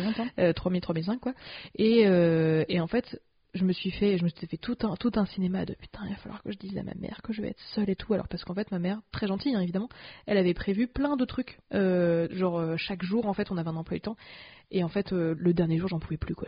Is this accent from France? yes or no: yes; France; en tant que française